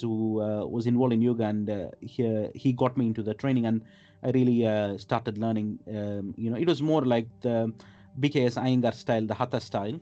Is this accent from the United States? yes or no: no; India; moved away as an adult; also born or lived in Middle East; now in London, United Kingdom; I grew up in India